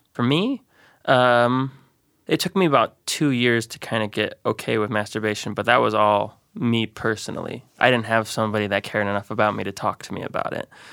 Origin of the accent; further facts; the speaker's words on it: Great Falls, Montana, United States; moved away as an adult; now in Missoula, United States; I grew up in Great Falls, Montana.